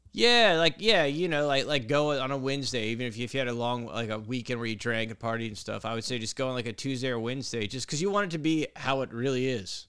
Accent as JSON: {"language": "English", "town": "Brandon", "region": "Florida", "country": "United States", "tie": "born or raised there", "said": "I grew up in Brandon"}